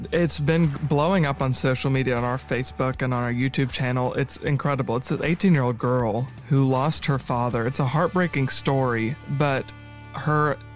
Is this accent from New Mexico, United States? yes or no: no; Paducah, Kentucky, United States; born there; I was born in Paducah but I came down here today from Clarksville.